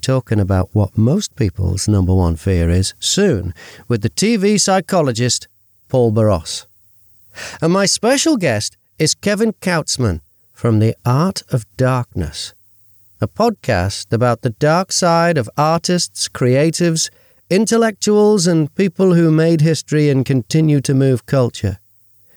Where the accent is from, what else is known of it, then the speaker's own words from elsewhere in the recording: Liverpool, North West England, United Kingdom; moved away; also born or lived in Bournemouth / Australia; I'm from Liverpool